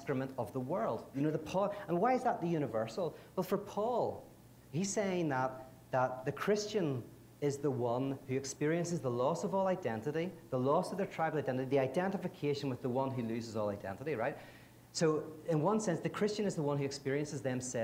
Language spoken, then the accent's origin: English; Ireland; I'm from Ireland